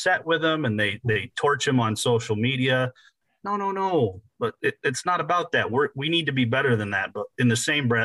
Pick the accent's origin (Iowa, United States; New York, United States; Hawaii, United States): Iowa, United States; moved away as an adult; also born or lived in Southern Minnesota; At a very young age, I was moved to Iowa.